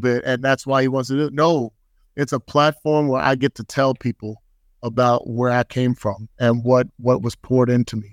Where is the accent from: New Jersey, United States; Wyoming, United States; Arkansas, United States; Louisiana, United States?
New Jersey, United States; Bayonne; moved away; growing up in Bayonne, New Jersey